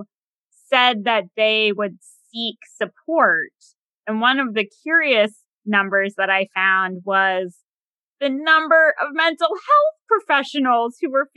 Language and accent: English; Massachusetts, United States; now in DC area, United States; I'm outside of the DC area, but I'm from Massachusetts